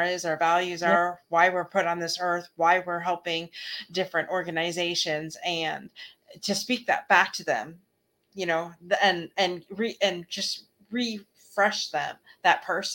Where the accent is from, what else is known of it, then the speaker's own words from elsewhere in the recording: Canada; we're from Canada